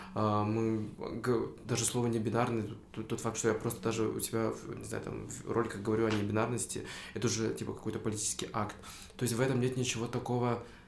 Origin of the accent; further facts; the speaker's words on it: Tokmok, Chuy Region, Kyrgyzstan; now in Bishkek, Kyrgyzstan; в Такмак, в свой родной дом